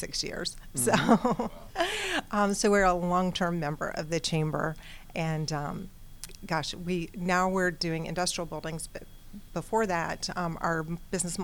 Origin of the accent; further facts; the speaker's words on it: Atlanta, Georgia, United States; also born or lived in Florida; I'm from Atlanta